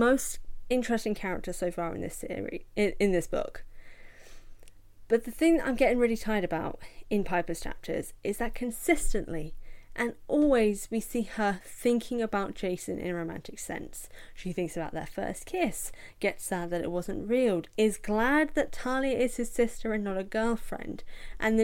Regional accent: United Kingdom; accent: British; I'm British, as you can tell from this accent

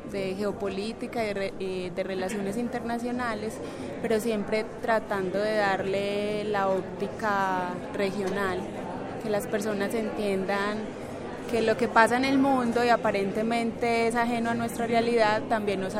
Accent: Medellín, Antioquia, Colombia; Eh, yo soy de acá de Medellín.

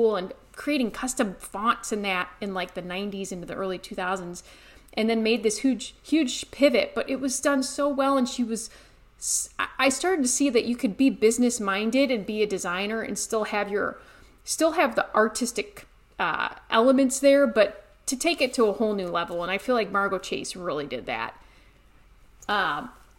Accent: Ohio, United States; moved away as an adult; also born or lived in Colorado; I grew up in Ohio, but went out to art school in Colorado

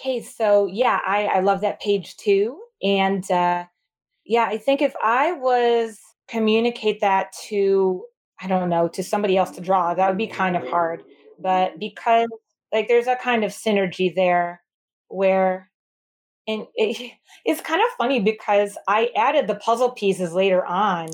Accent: Michigan, United States; moved away as an adult; now in New York City, United States; I'm from Michigan originally.

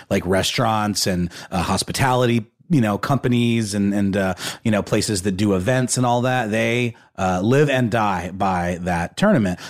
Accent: Augusta, Georgia, United States; my hometown of Augusta, Georgia

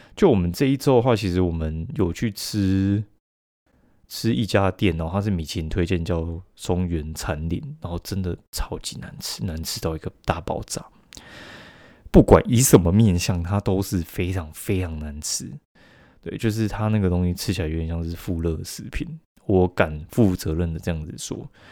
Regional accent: Kaohsiung, Taiwan; 因为我们高雄人嘛

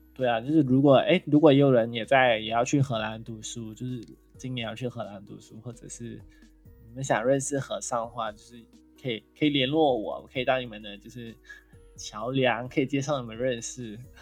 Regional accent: Malaysia; 我老家就是在靠近，就是，就是你知道，就是那些 ，原始森林保，就是保护区那，那一种

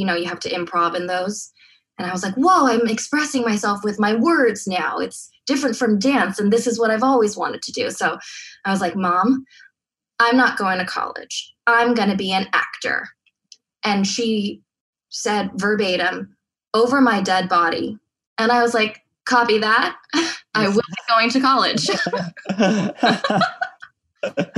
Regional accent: Diamond Bar, California, United States; In a suburb called Diamond Bar. We're close to Disneyland, 30 minutes

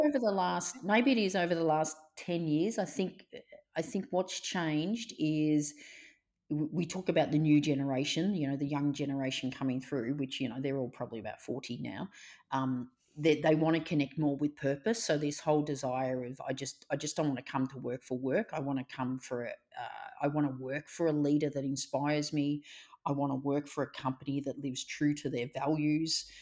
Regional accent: Melbourne, Victoria, Australia; I grew up in Melbourne, so I've gr-, lived and worked in Melbourne all my life. I grew up in a suburb, you know, called Reservoir

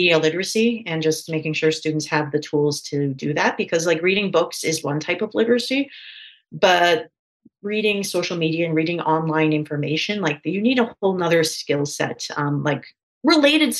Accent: Canada; I'm from Canada

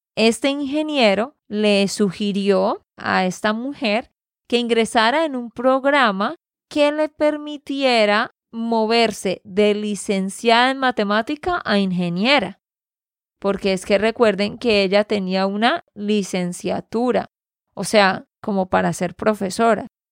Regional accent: Santander, Colombia; de Santander, Colombia.

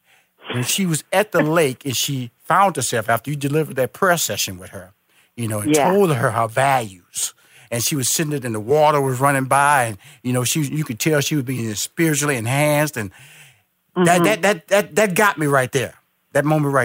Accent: Houston, Texas, United States; now in Atlanta, United States; Now here at a restaurant in Houston, where I'm originally from, I was born and raised in Houston, yep. I'm now based in Atlanta, Georgia

